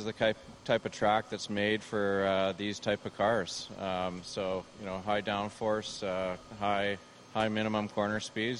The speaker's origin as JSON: {"language": "English", "town": "Vancouver", "region": "British Columbia", "country": "Canada", "said": "It's great living in Canada, even though I'm from Vancouver. Of course, this is basically a home race for me."}